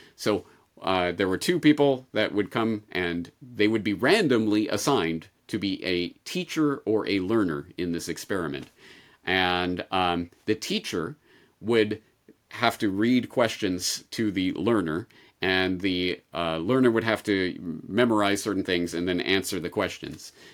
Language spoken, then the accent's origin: English; Canada; growing up in Canada with the Canadian health system